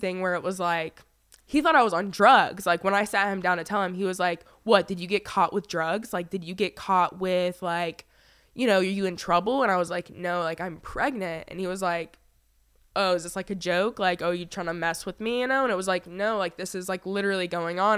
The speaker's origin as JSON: {"language": "English", "town": "Fayetteville", "region": "North Carolina", "country": "United States", "tie": "born or raised there", "moved": "as an adult", "said": "I was actually born and raised in Fayetteville, North Carolina. I lived there for"}